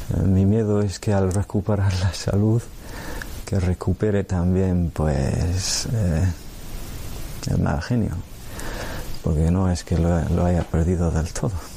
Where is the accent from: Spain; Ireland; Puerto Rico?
Ireland; Spanish is a second language; moved away; soy irlandés Nací en el año 1965